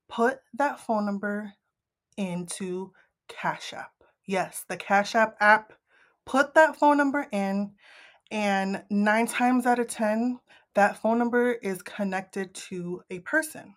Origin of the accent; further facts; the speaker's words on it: Northeast, United States; I'm from the Northeast.